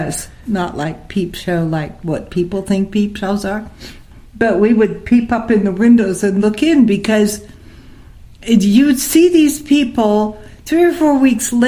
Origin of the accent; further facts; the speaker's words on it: Los Angeles, California, United States; growing up in Hollywood